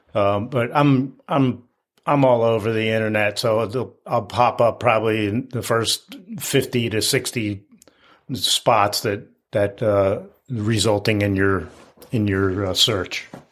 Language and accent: English; outside of Philadelphia, Pennsylvania, United States; I grew up outside of Philadelphia in the 60s and 70s